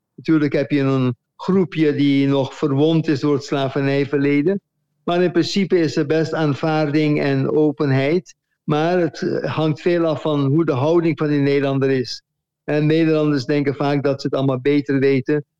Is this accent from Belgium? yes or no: no; Curaçao; moved away as an adult; also born or lived in Netherlands